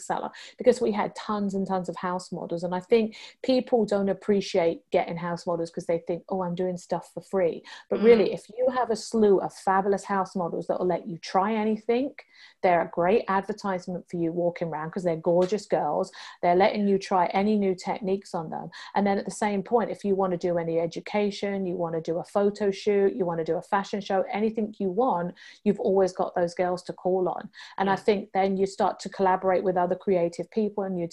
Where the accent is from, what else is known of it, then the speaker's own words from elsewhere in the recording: United Kingdom; moved away as an adult; also born or lived in London, England / Hong Kong; being British